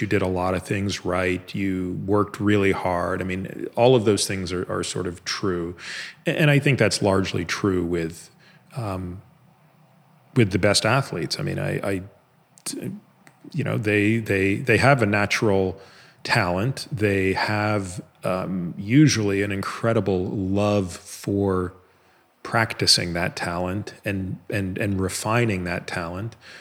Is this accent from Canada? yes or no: yes; Canada; moved away as an adult; now in United States; I grew up in Canada